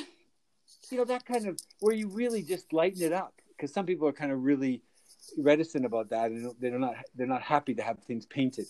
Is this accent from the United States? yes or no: no; Calgary, Alberta, Canada; I grew up in Calgary and I know the city, I know those back lanes